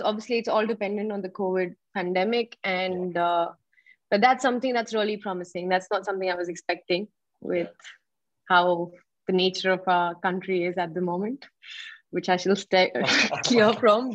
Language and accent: English; India; as an Indian